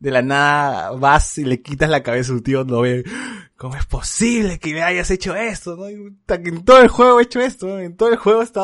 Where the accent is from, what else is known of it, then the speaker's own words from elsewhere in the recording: Lima, Peru; tengo que salir de mi burbuja, y decir que soy eh, de Lima rural, pues, ¿no?